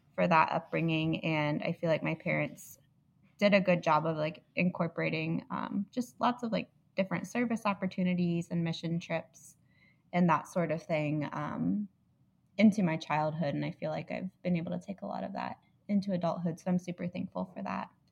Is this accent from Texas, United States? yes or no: no; Indianapolis, Indiana, United States; also born or lived in Illinois; I'm from Indianapolis